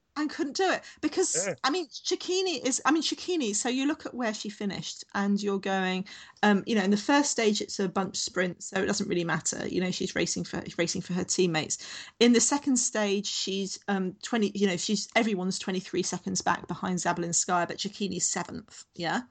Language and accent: English; London, United Kingdom; now in Sydney, Australia; I grew up in Southeast London, so my my train station as we come into London was always Charing Cross